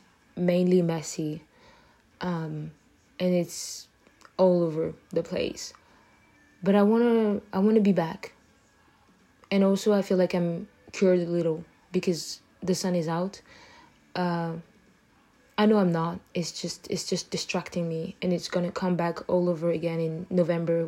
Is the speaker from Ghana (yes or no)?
no; Abidjan, Côte d’Ivoire; first language French; English is a second language; moved away